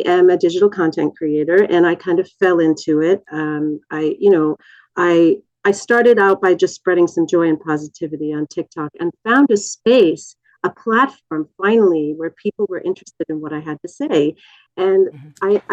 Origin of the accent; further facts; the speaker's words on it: Canada; as a Canadian citizen